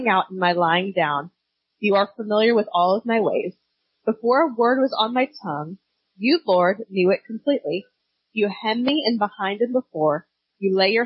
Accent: United States; I grew up in Kansas City, Florida

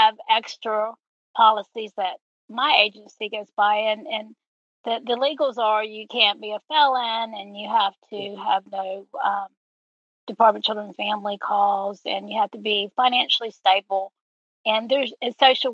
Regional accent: Panama City, Florida, United States; also born or lived in Jacksonville, Florida; Panama City, since it's my hometown

